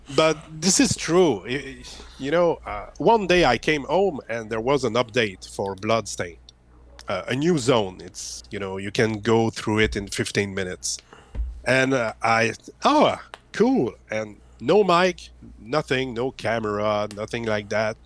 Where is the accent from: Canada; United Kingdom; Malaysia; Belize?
Canada; Quebec; English is a second language; I'm from Quebec, Canada.